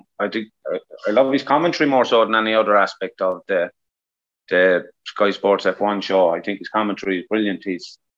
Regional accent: Ireland; Us as Irish people

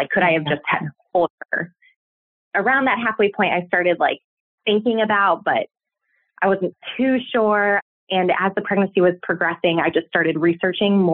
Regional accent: Cleveland, Ohio, United States; moved away as an adult; now in Athens, United States; I'm originally from the Cleveland, Ohio area, but we recently moved down to Athens, Ohio

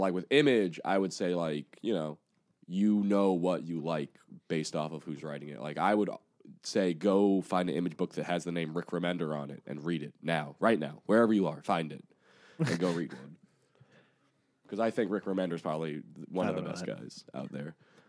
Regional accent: Japan; born there; Little lore drop. I worked at GameStop. I was born in Japan.

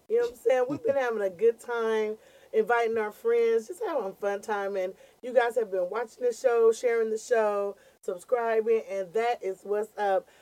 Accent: California, United States; We are locals from here. We're one of the few comedians that are actually not implants

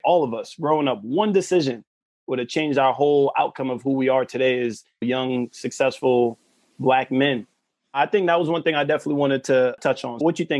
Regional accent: New York City, New York, United States; Growing up in Southside Jamaica, Queens

